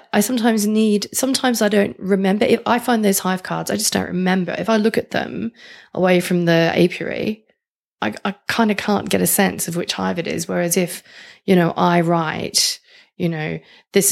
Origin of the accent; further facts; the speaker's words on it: Australia; accent: Australian; my Australian accent